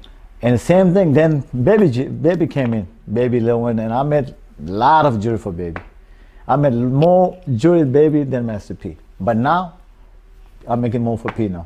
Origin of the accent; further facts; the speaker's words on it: Pakistan; English is a second language; moved away as an adult; now in New Orleans, United States; I'm from Pakistan